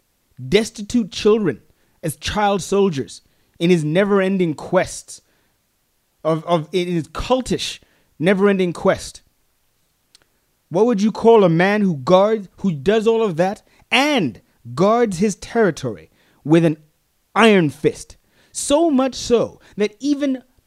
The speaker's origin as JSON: {"language": "English", "country": "Botswana", "said": "I'm from Africa. That's where I'm from. I'm from Botswana."}